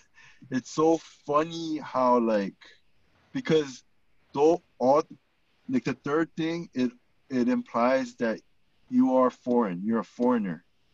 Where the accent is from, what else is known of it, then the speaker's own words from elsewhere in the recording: United States; we were both born and raised in the United States